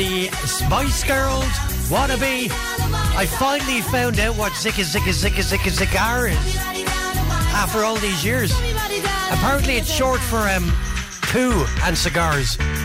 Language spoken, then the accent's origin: English; Tallaght, Leinster, Ireland; I'm from Tala